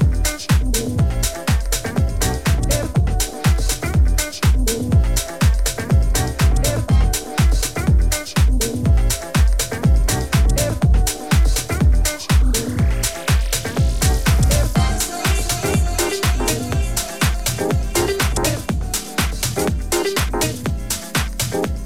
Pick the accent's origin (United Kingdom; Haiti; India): United Kingdom; Portsmouth, South East England; now in Philippines; my hometown of Portsmouth